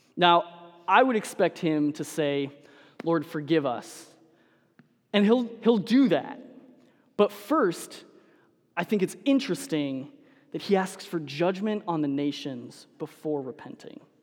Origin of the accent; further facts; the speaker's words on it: Denver, Colorado, United States; I'm a Broncos fan, and so I grew up in Denver.